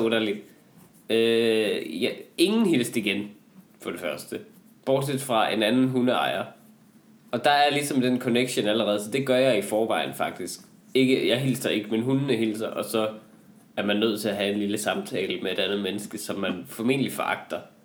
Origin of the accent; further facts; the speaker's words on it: Northwest Jutland, Central Denmark Region, Denmark; vi er jo begge to fra øh, Vestjylland. Ja. Jeg, jeg er fra Nord, Nordvestjylland